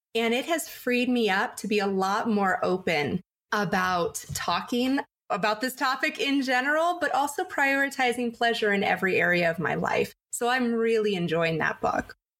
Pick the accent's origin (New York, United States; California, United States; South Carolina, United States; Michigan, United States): California, United States; San Diego; I grew up in San Diego